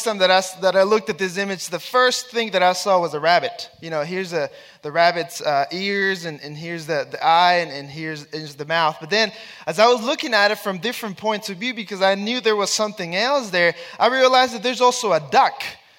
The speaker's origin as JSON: {"language": "English", "region": "Texas", "country": "United States", "said": "I have 4 kids, and my wife, we come from Texas"}